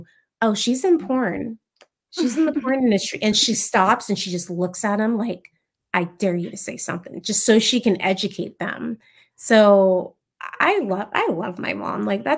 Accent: Oceanside, California, United States; born there; also born or lived in San Diego; I was actually born in California in Oceanside. My family, they were just from the South.

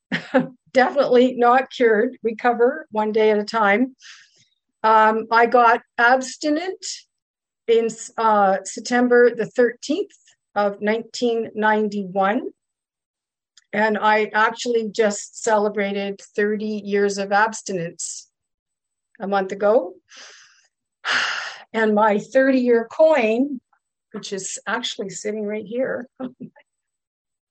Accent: Ottawa, Ontario, Canada; also born or lived in Kingston, Ontario / Germany; I'm from Ottawa, Ontario, Canada

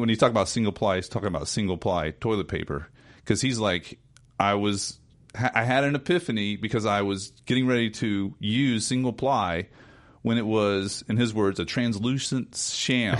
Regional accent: North Carolina mountains, United States; growing up in North Carolina. Of course, I grew up in the mountains

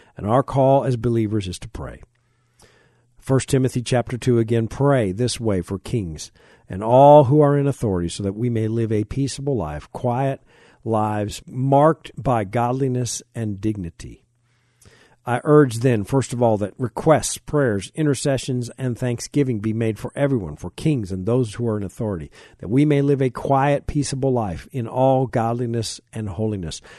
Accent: United States; I am a Christian before I'm an American

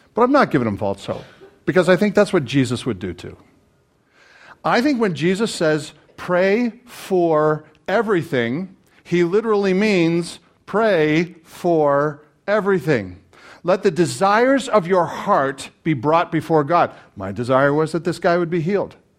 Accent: Canada; As a Canadian

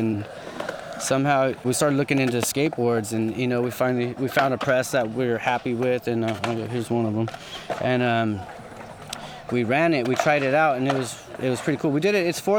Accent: Hacienda Heights, California, United States; I grew up in Hacienda Heights, been there since 86, lived right there by Stimson Park. Grew up actually in the condos over by Wilson.

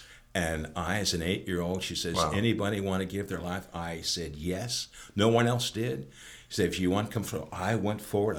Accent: Southern Lancaster County, Pennsylvania, United States; Sure, Lancaster County, Southern Lancaster County. I was a chicken farmer, raised on a chicken farm.

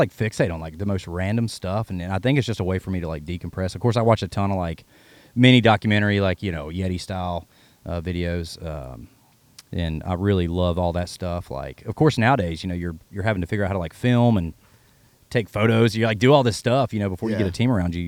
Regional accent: Carroll County, Virginia, United States; now in Nashville, United States; I'm from Carroll County

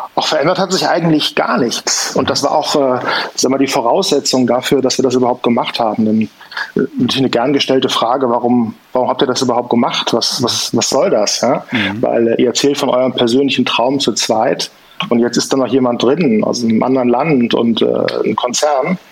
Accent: Bonn region, North Rhine-Westphalia, Germany; wir kommen aus dem Rheinland oder hier aus der Bonner Region

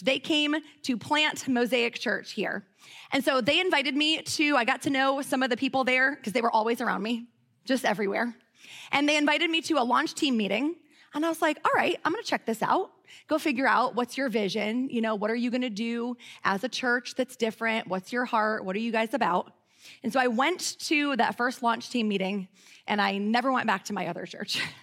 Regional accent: Midwest, United States; moved away as an adult; now in Charlotte, United States; I grew up in the Midwest, and I came to Charlotte to teach kindergarten

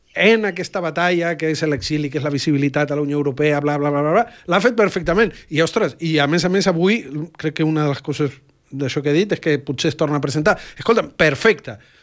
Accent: Catalonia, Spain; com a catalans

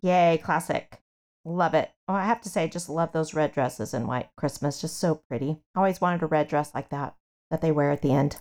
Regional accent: Kansas, United States; I grew up in Kansas

